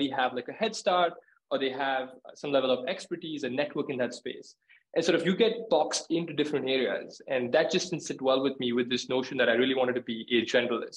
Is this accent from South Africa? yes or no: no; India; moved away as an adult; also born or lived in New York, United States / Chicago, United States; now in London, United Kingdom; I was born and raised in India, moved to the US for school